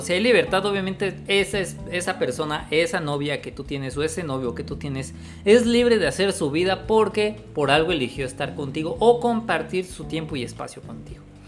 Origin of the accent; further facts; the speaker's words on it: Mexico; acá en México, en mi ciudad natal